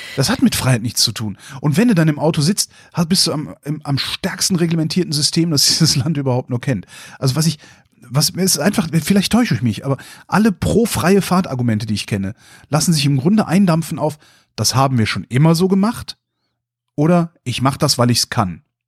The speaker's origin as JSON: {"language": "German", "country": "Germany", "said": "als Deutscher"}